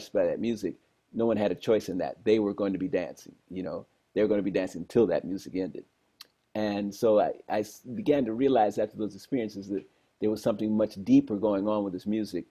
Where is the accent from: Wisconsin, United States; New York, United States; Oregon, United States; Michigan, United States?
Michigan, United States; Detroit; I grew up in Detroit, one of the most musical places in the world